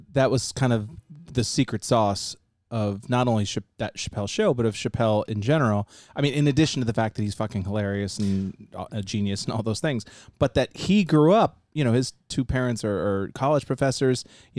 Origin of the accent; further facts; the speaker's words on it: Massachusetts, United States; I grew up in Massachusetts.